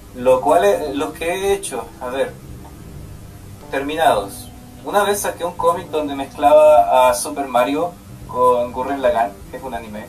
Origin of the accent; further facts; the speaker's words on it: Chile; moved away as an adult; now in Canada; soy el primer chileno que estudia en esta escuela